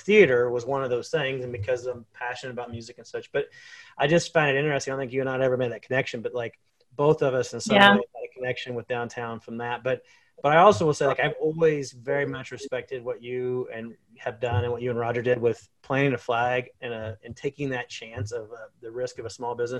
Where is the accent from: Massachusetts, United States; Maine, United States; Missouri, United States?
Missouri, United States; Minden Mines; also born or lived in Columbia, Missouri; now in Pittsburg, United States; I grew up in Minden Mines, Missouri